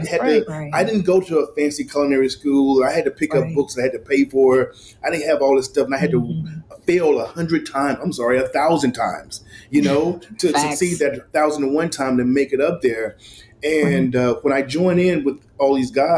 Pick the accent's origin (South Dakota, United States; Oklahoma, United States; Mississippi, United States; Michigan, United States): Mississippi, United States; moved away; growing up in Mississippi